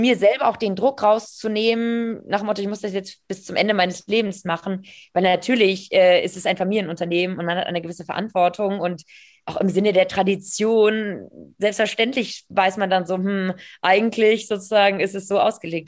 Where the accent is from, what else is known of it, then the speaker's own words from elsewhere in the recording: Hamburg, Germany; aus Hamburg, ähm, gebürtige Hamburgerin